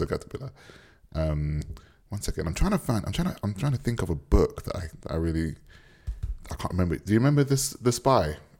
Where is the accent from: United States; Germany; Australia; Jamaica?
Jamaica; as a Jamaican